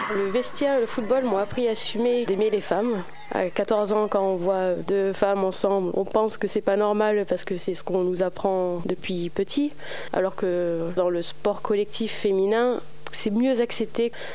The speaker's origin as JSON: {"language": "French", "town": "Toulon", "region": "Provence-Alpes-Côte d'Azur", "country": "France", "tie": "born or raised there", "said": "J'ai grandi à Toulon, né à Toulon, grandi à Toulon, même quartier"}